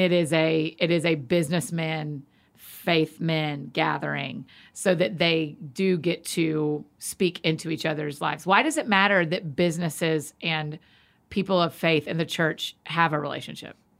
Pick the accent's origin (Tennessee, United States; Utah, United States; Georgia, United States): Georgia, United States; Atlanta; growing up in Atlanta